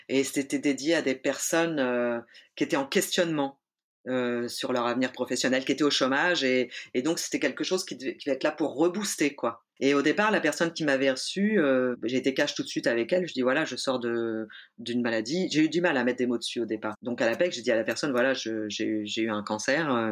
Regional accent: Auvergne-Rhône-Alpes, France; now in Nantes, France; Et puis en plus je venais de Savoie et, euh, et le monde culturel nantais est assez entre soi et c'était assez difficile d'ouvrir les portes quoi.

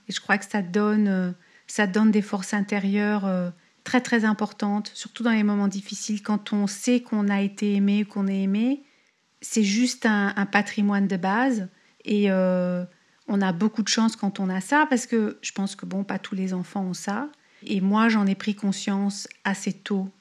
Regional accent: Paris, Île-de-France, France; moved away as an adult; now in California, United States; je suis née à Paris, j'ai grandi à Paris

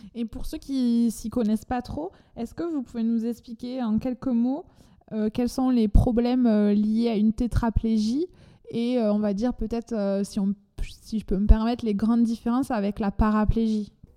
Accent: France; accent: chantant (southern French)

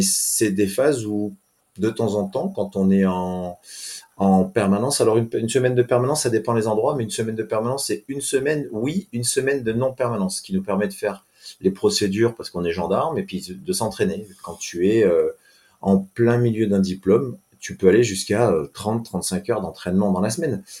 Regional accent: Briançon, Provence-Alpes-Côte d'Azur, France; moved away as an adult; also born or lived in Tarbes; je suis originaire de Briançon, dans les Hautes-Alpes

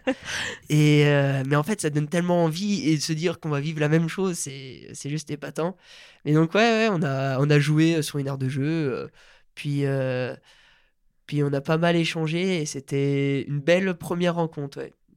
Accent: Maurienne, Auvergne-Rhône-Alpes, France; also born or lived in Bourges / Chamonix; je suis vite retrouvé en Maurienne et là, ça fait, je crois, bientôt 13 ans que, que je vis là-bas

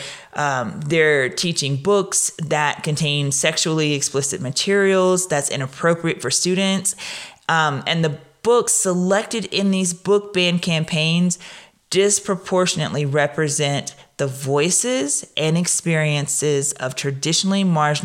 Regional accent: Louisiana, United States; also born or lived in Williamson County, Tennessee; now in Tennessee, United States; I'm from Louisiana

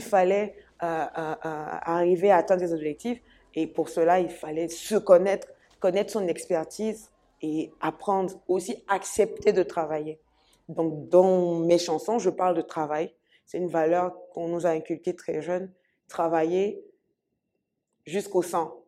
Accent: Côte d’Ivoire; je suis ivoirienne, je suis ivoirienne.

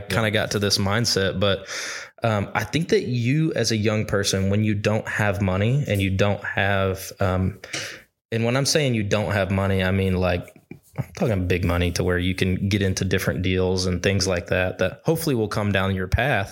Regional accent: Arkansas, United States; I grew up in Arkansas

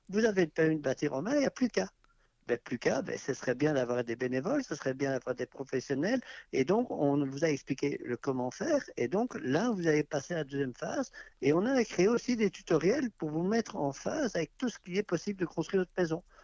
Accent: Belgium; moved away; On a quitté la Belgique maintenant il y a deux ans et on avait un petit terrain à bâtir

